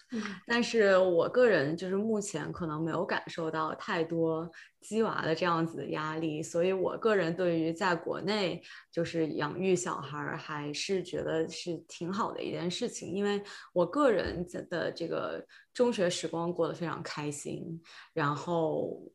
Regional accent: Shenzhen, Guangdong, China; moved away as an adult; also born or lived in San Francisco Bay Area, United States; 我是先在北京待了三个月，因为我是深圳人

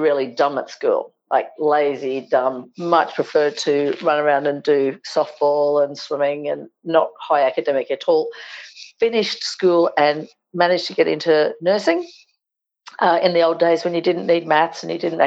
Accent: Australia; we're convicts. We came over on those first fleets, chained

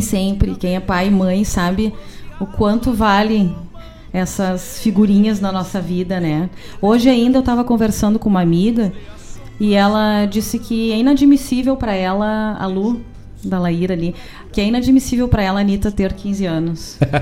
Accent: Gaúcho, Rio Grande do Sul, Brazil; somos bem gaúcho

